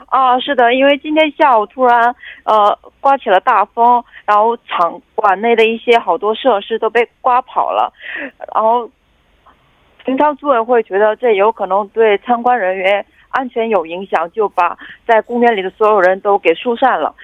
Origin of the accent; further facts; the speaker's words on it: China; 对我们来自中国的志愿者来说还是挺开心的